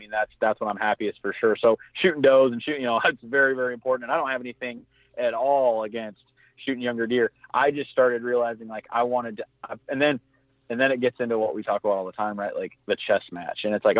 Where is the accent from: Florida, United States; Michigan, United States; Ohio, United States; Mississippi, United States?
Michigan, United States; I mean, again, growing up in Southwest Michigan, and I say big mature, I mean, he's 140 inch 9 pointer.